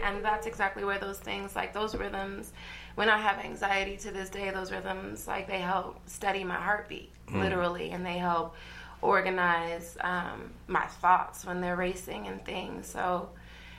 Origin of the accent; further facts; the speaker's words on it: Westminster, United States; I grew up in Westminster